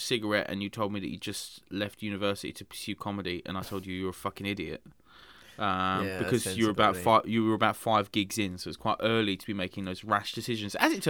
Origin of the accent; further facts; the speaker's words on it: England, United Kingdom; It's because I'm English.